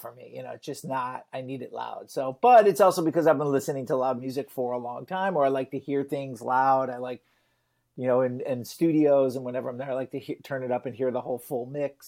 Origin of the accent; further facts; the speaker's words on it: Detroit, Michigan, United States; I grew up in Detroit